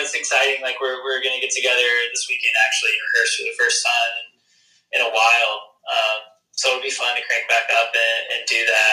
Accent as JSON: {"language": "English", "town": "Jackson", "region": "Mississippi", "country": "United States", "tie": "born or raised there", "moved": "as an adult", "lives_now": "Nashville, United States", "said": "I grew up in Jackson, Mississippi"}